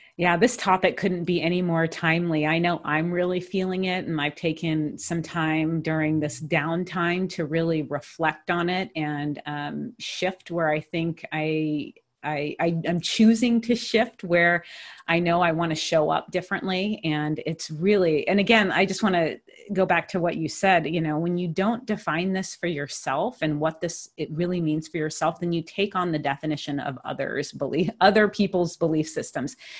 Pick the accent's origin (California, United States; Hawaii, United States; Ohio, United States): Hawaii, United States; moved away as an adult; also born or lived in Pittsburgh, Pennsylvania; I grew up in Hawaii